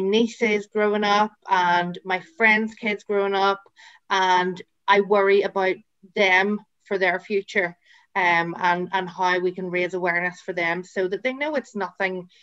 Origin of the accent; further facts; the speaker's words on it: Northern Ireland, United Kingdom; I'm from Northern Ireland.